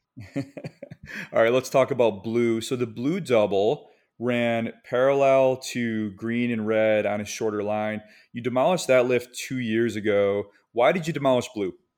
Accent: Michigan, United States; moved away; also born or lived in the East Coast; I grew up skiing in Michigan

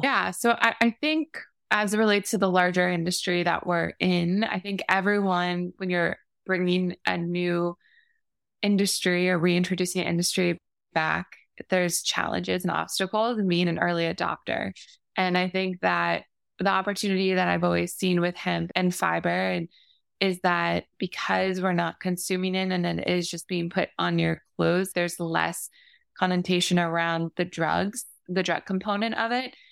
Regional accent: Florida, United States; growing up in Florida

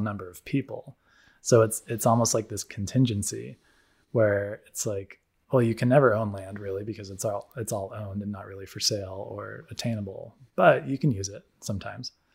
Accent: United States; moved away; growing up in the States

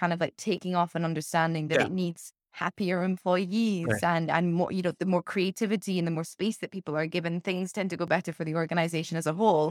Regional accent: United Kingdom; as a Brit

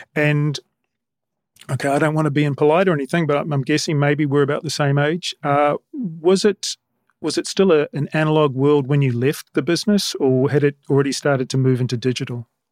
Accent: New Zealand; I'm a Kiwi

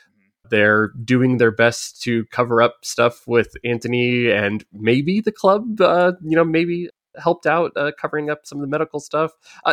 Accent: United States; we're Americans, we say soccer.

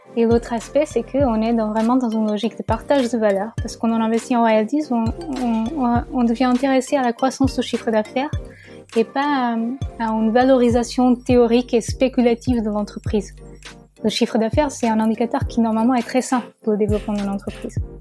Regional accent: Portugal; French is a second language; moved away as an adult; now in France; je suis portugaise. Euh, j'ai vécu au Portugal jusqu'à la fin de mes études supérieures

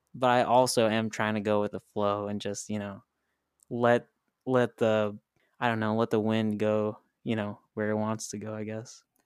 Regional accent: Highland, Indiana, United States; now in Nashville, United States; We're, we're actually from this town called Highland, Indiana. So I'm a Hoosier.

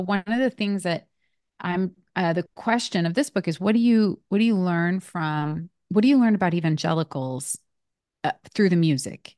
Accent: West Coast, United States; moved away as an adult; also born or lived in Nashville, Tennessee; I'm from the West Coast

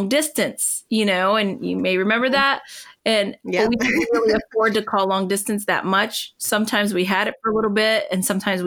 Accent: northwestern Pennsylvania, United States; also born or lived in Puerto Rico; most of the time I was on the mainland and we lived where my dad grew up in northwestern

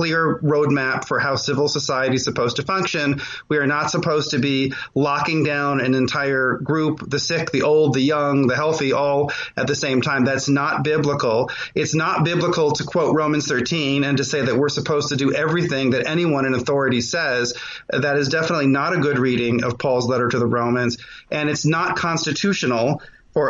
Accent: Los Angeles, California, United States; moved away as an adult; now in Texas, United States; I was from L.A.

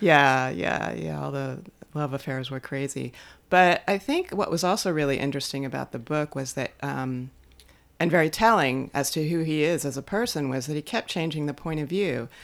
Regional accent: Los Angeles, California, United States; us as Los Angelinos

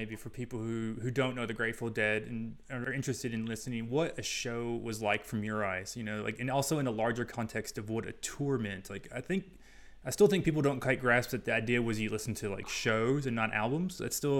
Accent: Owensboro, Kentucky, United States; I'm from Owensboro, Kentucky, and we have the International Bluegrass Museum.

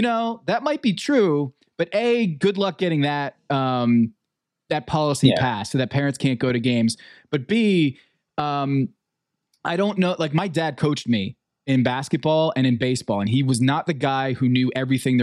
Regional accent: Westport, Connecticut, United States; my hometown of Westport

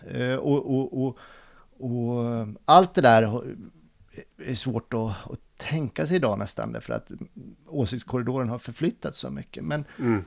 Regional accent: Hjortnäs, Dalarna County, Sweden; now in Stockholm, Sweden; Min äh... brygga hemma i Hjortnäs

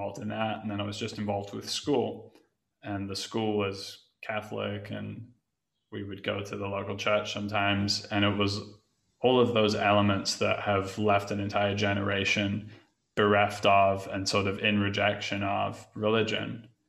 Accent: England, United Kingdom; Growing up in England, I was always drawn to like that sort of late 60s time

